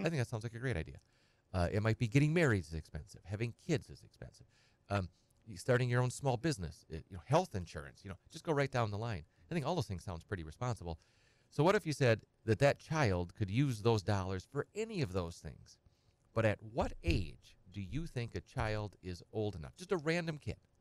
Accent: Edgar, Wisconsin, United States; grew up on a small farm. I'm from Edgar and, uh, uh, kind of a hobby farm

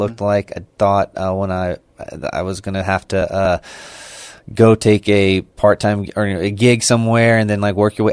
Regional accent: Baytown, Texas, United States; moved away as an adult; now in San Antonio, United States; I grew up in, uh, the east side of Houston, Baytown, Texas, uh, where I, um, went to high school

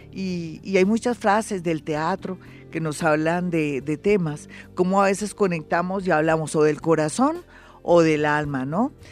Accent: Bogotá, Colombia; los bogotanos no somos solapados, es que aquí hace mucho frío

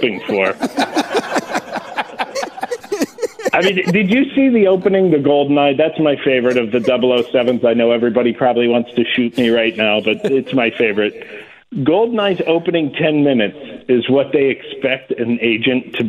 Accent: Ohio, United States; now in Pennsylvania, United States; I was born actually in Ohio, and I lived by a conservation club. So as a young kid, I was going target shooting regularly

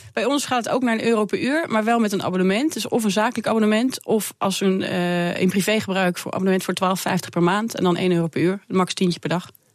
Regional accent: Netherlands; als Nederlander

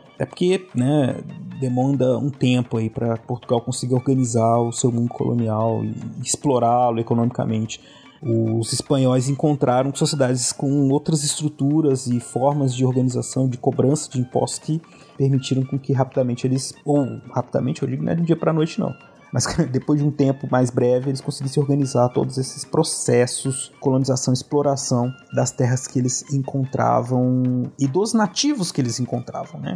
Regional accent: Brazil; nós brasileiros

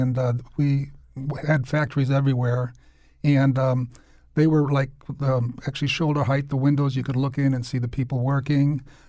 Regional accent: New Britain, Connecticut, United States; also born or lived in Hartford; Yeah, I was actually born in Hartford, but then immediately we moved to New Britain, and I'm from a family of 10

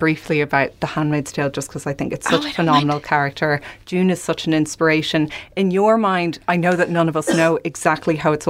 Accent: Ireland; Sorry, I'm from Ireland.

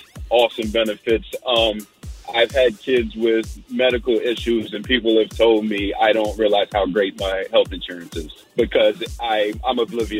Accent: New Jersey, United States; moved away as an adult; I'm from the East Coast, New Jersey.

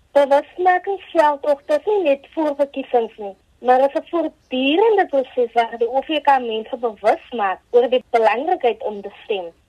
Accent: South Africa

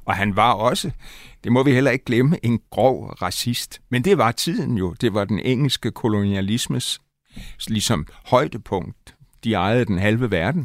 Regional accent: Aalborg, North Denmark Region, Denmark; moved away; also born or lived in Himmerland; jeg boede nogle år i min barndom i Aalborg

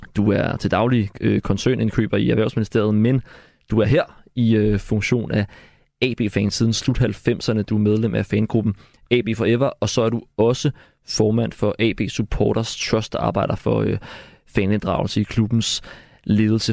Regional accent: Gladsaxe, Capital Region of Denmark, Denmark; Som en, der selv er født og opvokset i Gladsaxe

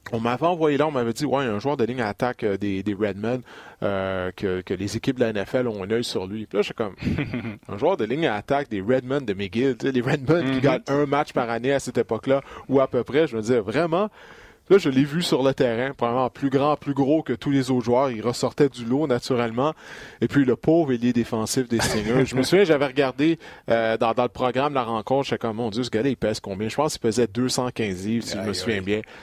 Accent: Quebec, Canada; on est tous des Québécois ici

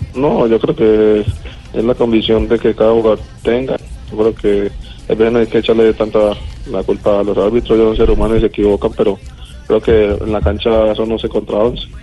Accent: Colombia; now in Argentina; como todo colombiano

